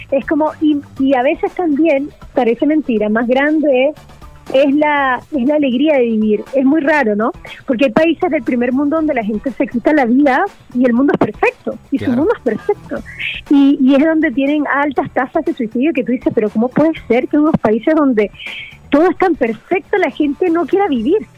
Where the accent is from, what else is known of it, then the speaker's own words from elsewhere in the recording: Venezuela; born there; Yo nací en un barrio en Venezuela humilde donde la gente le pasaban cosas muy malas, pero muy malas.